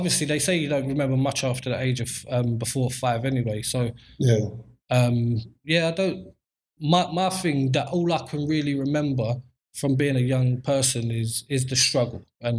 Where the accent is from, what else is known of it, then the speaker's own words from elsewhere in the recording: London, United Kingdom; I grew up in Southeast London, Peckham, born and raised all my life. Grew up with both parents in the household, but living in a broken home, basically.